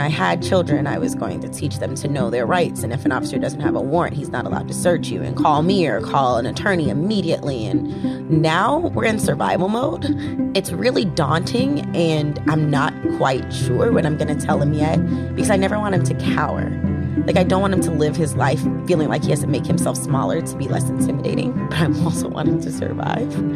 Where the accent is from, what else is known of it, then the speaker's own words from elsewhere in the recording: the South, United States; I'm from the South